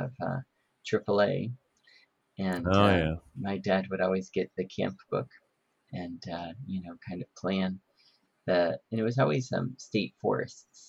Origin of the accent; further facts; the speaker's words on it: Ohio, United States; growing up in Ohio, rural area.